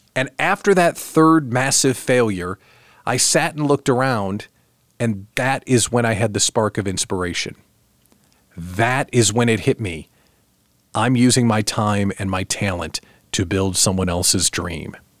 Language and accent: English; outside Chicago, Illinois, United States; moved away; also born or lived in Lincoln, Nebraska; I was born outside Chicago